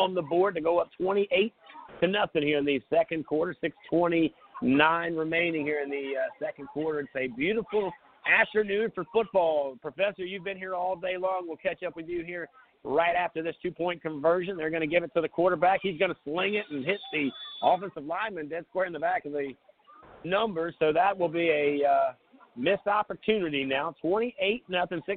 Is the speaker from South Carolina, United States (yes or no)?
yes; Grand Strand, South Carolina, United States; I grew up on the Grand Strand playing football